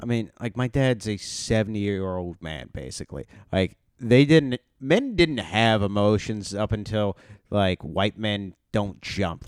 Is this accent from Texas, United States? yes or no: yes; Texas, United States; moved away as an adult; I grew up in Texas